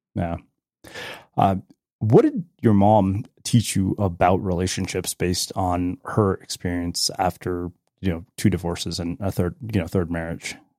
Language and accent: English; Edmonton, Alberta, Canada; when I was growing up in Edmonton